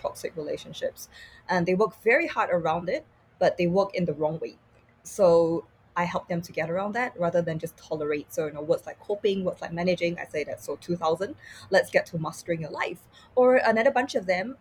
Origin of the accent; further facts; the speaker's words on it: Singapore; growing up in Singapore